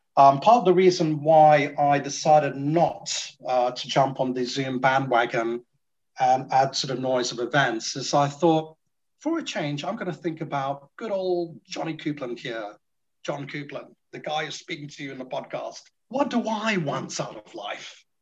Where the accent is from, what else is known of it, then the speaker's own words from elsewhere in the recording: Singapore; now in United Kingdom; I'm from Singapore